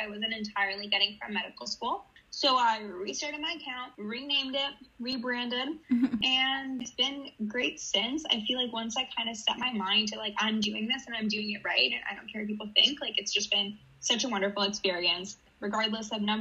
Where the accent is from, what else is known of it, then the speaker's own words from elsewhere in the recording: Toronto, Ontario, Canada; also born or lived in Israel; I am from Toronto, originally from Israel, though. I moved when I was a kid